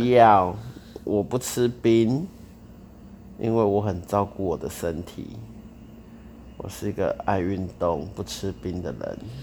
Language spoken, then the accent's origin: Chinese; Tainan, Taiwan; 我台南人